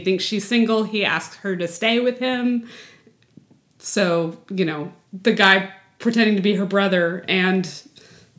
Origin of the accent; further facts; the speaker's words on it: the Texas Panhandle, United States; I grew up in the panhandle of Texas